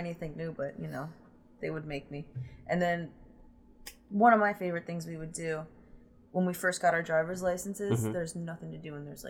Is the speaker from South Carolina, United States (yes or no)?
no; Elizabethtown, Pennsylvania, United States; moved away; Elizabethtown. Lancaster County.